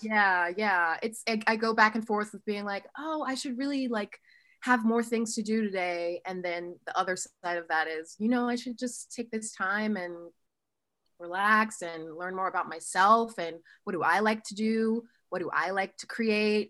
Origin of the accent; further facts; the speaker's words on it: Oxford, Ohio, United States; also born or lived in Columbus, Ohio; So I'm from a small town called Oxford, Ohio